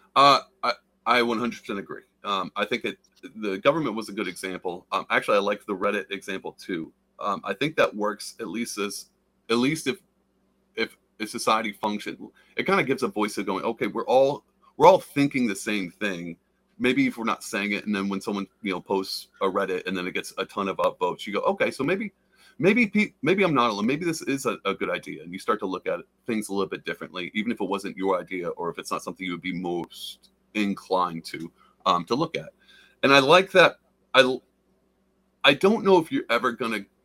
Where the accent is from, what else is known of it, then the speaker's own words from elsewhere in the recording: the South, United States; I'm from the South